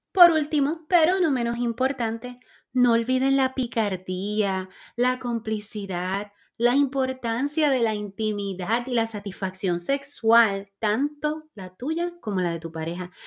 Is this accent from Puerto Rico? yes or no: yes; Puerto Rico; soy puertorriqueña